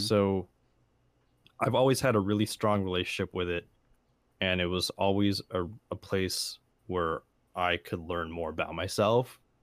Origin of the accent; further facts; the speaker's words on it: San Jose, California, United States; I grew up around San Jose